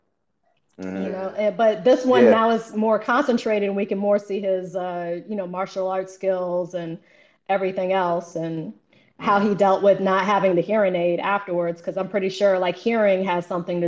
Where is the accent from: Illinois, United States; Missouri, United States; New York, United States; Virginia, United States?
New York, United States; moved away; I'm originally from New York.